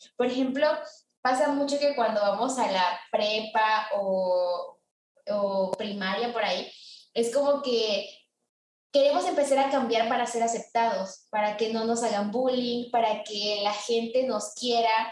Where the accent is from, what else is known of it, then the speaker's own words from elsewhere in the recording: Mexico; moved away; yo soy pues de México, pero vivo en una parte donde yo no nací